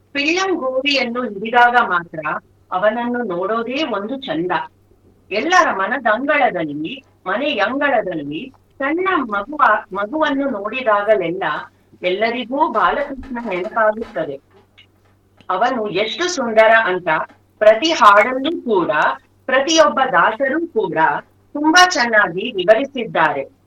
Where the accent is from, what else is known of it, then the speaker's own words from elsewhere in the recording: Chikkamagaluru, Karnataka, India; ನಮ್ಮ ಊರಲ್ಲೇನೆ ಚಿಕ್ಕಮಗಳೂರಲ್ಲೇನೆ